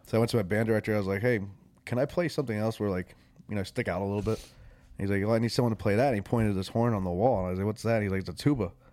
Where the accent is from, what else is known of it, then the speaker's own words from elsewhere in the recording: Warwick, New York, United States; moved away as an adult; also born or lived in New Jersey / Florida / West Virginia; now in Nashville, United States; I grew up in Warwick, New York, where it's farm town